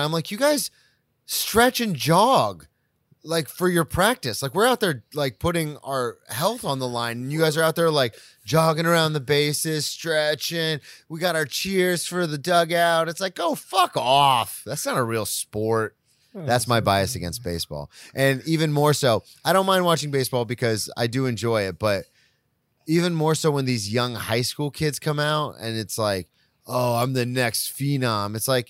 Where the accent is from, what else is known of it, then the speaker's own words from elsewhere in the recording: the South, United States; but I grew up in the South, so I played football.